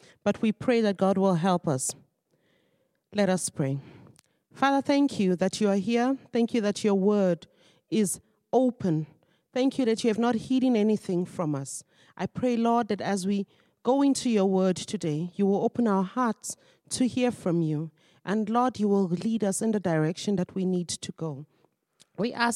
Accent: Nigeria; moved away as an adult; now in South Africa; I am originally a Nigerian, and I've lived in South Africa for 20 years.

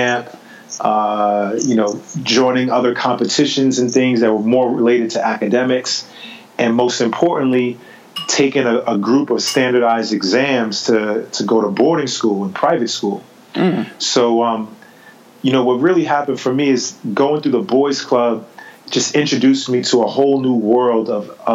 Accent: New York City, New York, United States; growing up in New York City, I was a kid who grew up in a part of Brooklyn called East New York

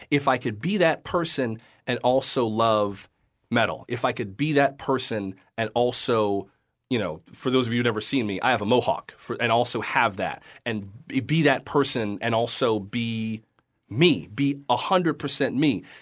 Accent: the South, United States; I'm, you know, was raised in the Baptist church or I'm from the South

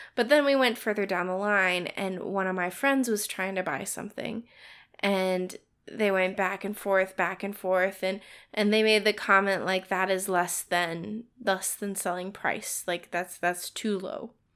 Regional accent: United States; being in a Western culture as an American

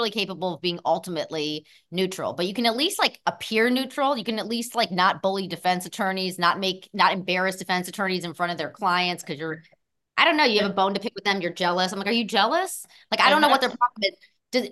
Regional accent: Cleveland, Ohio, United States; I'm from Cleveland, Ohio

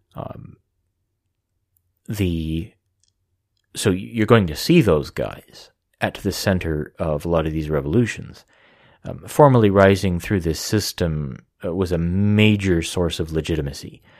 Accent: United States; I'm an American

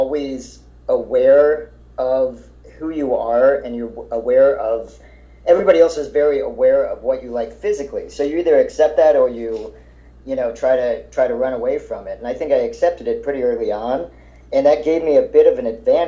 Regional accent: Silver Spring, Maryland, United States; also born or lived in Ohio; I was born in Ohio, and I only lived there for like a year and a half, but I grew up in outside of D.C. in Silver Spring, Maryland

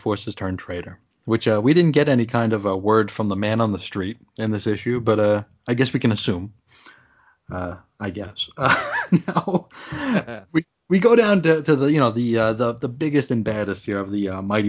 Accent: Long Island, New York, United States; we moved from New York City to Long Island

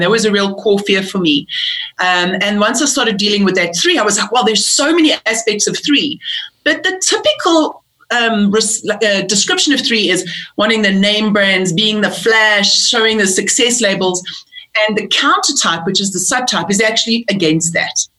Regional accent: South Africa; also born or lived in England; I'm I'm British born. I moved to South Africa when I was uh, eight years old

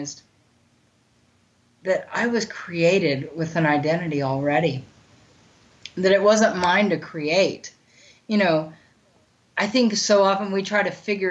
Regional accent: Bartlesville, Oklahoma, United States; moved away as an adult; My parents let me move home to Bartlesville, to my hometown

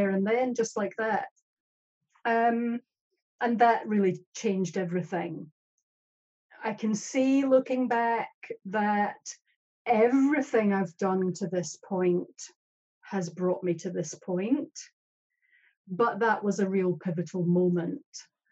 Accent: Scotland, United Kingdom; now in New Zealand; I'm Scottish

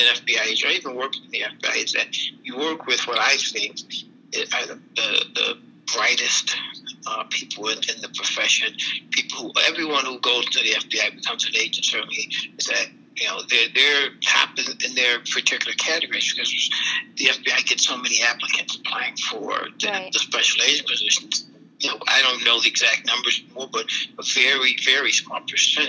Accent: Buffalo, New York, United States; moved away; Buffalo Division, which is my hometown

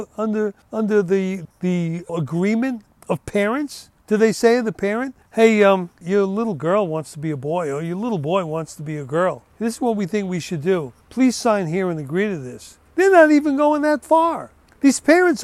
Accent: United States; I was born here and brought up here and lived here

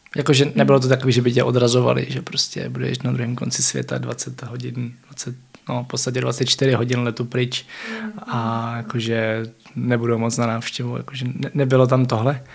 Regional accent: Czechia; my tady jako Češi

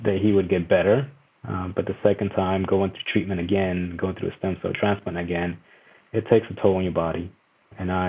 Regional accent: El Salvador; moved away; I was born in El Salvador

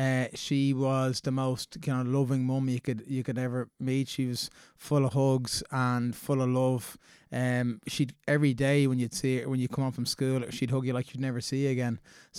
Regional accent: Dundrum, Leinster, Ireland; Yeah, so I came from a really loving household. We grew up in Dundrum there.

